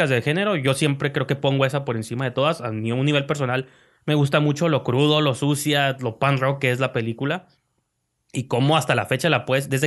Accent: Mexico

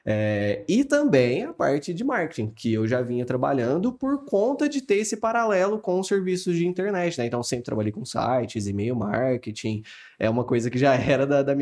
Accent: Franca, São Paulo, Brazil; Sou de Franca, então nasci aqui, criado aqui em Franca, família toda trabalhando com sapato a vida inteira, então tô, tô dentro desse contexto francano

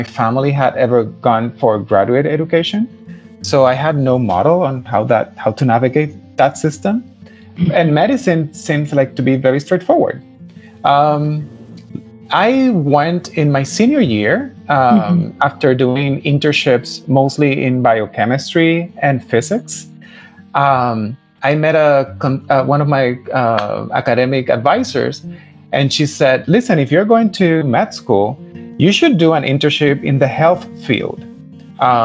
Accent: Puerto Rico; moved away as an adult; I am Puerto Rican, and I lived there all my life until I was 18.

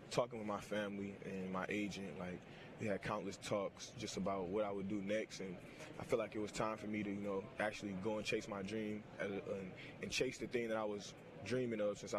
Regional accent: Detroit, Michigan, United States; I'm from Detroit, Michigan.

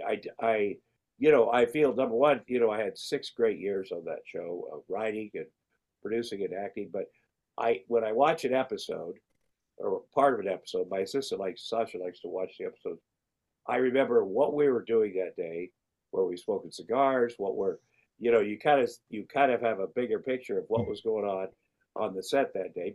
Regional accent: Iowa, United States; growing up in Iowa and working at, a, a meat packing plant

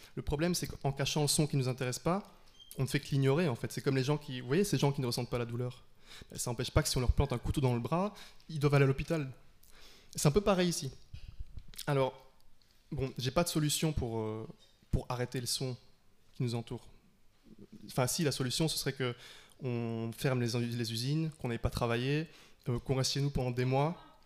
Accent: Liège, Wallonia, Belgium; now in Brussels, Belgium; je viens de Liège, c'est pas euh, le fin fond de la campagne

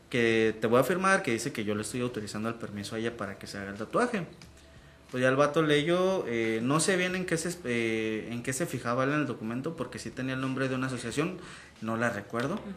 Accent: Michoacán, Mexico; vengo, de, vengo de Michoacán

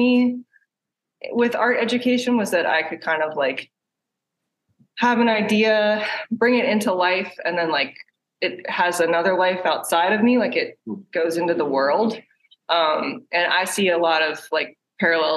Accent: Maryland, United States; moved away as an adult; also born or lived in Baltimore, Maryland; now in Pittsburgh, United States; I'm from Maryland. And actually moved to Pittsburgh from Baltimore

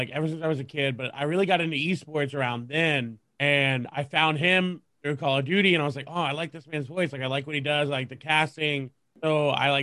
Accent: Texas, United States; I'm from Texas. Born and raised in Texas. Have not left.

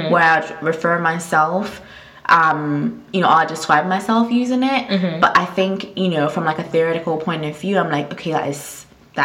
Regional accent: Ghana; moved away as an adult; also born or lived in United States; now in United Kingdom; I'm from Ghana, I'm Ghanaian, right? I lived in Ghana up until the time I was 18 when I moved to the US to go to Elon

